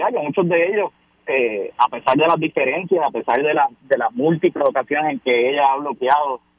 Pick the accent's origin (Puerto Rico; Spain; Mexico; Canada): Puerto Rico; como puertorriqueño, como estadista